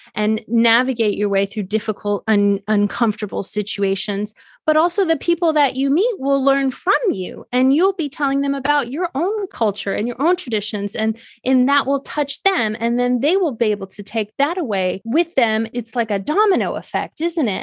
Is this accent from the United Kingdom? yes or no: no; Switzerland; moved away; also born or lived in China / Denver; I'm Swiss